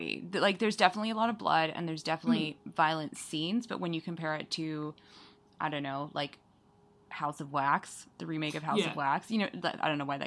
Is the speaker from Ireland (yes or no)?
no; Canada; now in Vancouver, Canada; as a Canadian teen